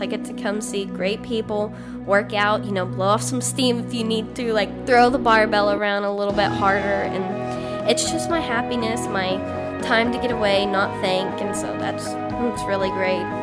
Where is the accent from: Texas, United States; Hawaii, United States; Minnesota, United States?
Texas, United States; Granbury; moved away as an adult; I'm from Granbury. It's a smaller town outside of Fort Worth